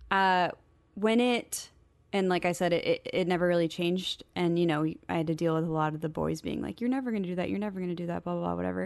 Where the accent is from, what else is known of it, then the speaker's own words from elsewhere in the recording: Portland, Oregon, United States; I grew up in the Portland area